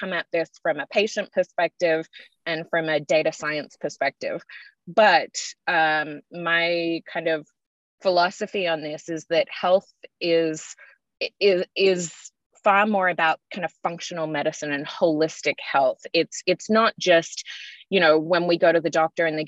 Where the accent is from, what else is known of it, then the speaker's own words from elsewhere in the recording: Australia; moved away; I'm Australian by birth, if you can tell from my accent